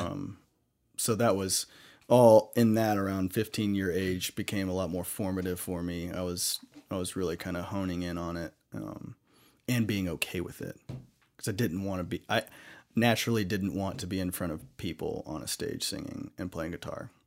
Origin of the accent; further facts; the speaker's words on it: the Bible Belt, the South, United States; when I grew up in the Bible Belt